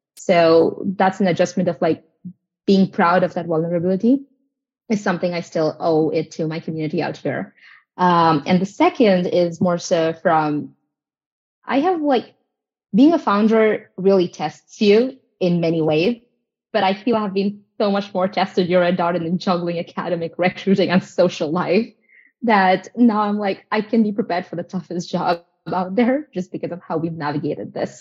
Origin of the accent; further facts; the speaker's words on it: India; moved away as an adult; now in United States; I'm from India.